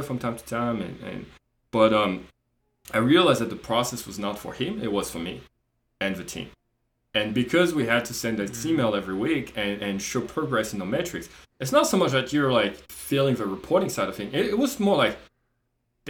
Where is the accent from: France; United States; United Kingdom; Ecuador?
France; moved away as an adult; also born or lived in Australia; I'm not Australian, I'm French, we were in Australia.